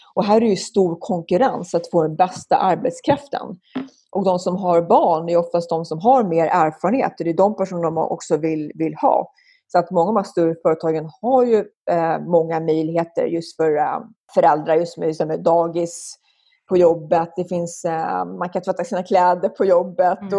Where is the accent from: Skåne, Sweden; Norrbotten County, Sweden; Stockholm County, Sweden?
Stockholm County, Sweden; Stockholm; moved away as an adult; also born or lived in Roslagen, Östhammar / France / San Francisco / Denver, Colorado; now in Silicon Valley, United States; Jag växte upp i Stockholm, föddes på Söder så att jag var ganska urstockholmare på så sätt